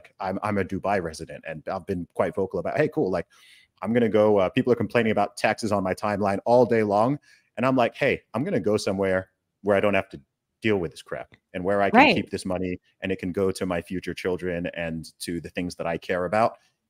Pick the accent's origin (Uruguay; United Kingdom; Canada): United Kingdom; And then if I, as a Brit, or you as a Canadian, makes a statement